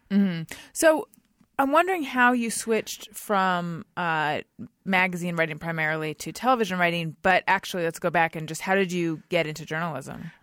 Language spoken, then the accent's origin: English; Orange County, California, United States; also born or lived in Oakland, California; I was born in Oakland, which I was, but we moved down to Orange County w, before I was even a year old